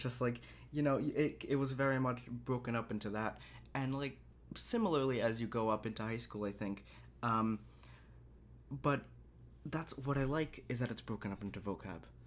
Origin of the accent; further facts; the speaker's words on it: United States; We're from America